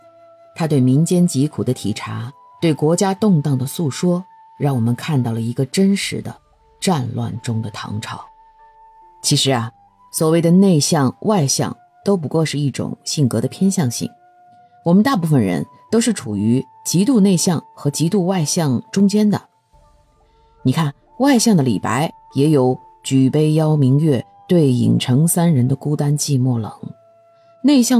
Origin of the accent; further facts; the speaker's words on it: China; 我们中国人讲究中庸啊